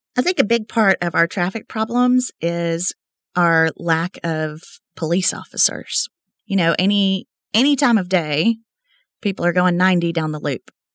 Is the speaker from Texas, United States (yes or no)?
yes; Lubbock, Texas, United States; moved away as an adult; now in Midland, United States; I was born and raised in Lubbock, Texas